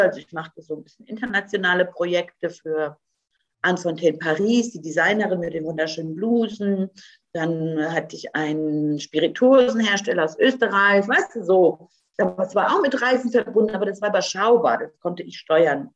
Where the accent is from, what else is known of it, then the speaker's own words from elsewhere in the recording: Croatia; moved away; ich bin ja gebürtige Kroatin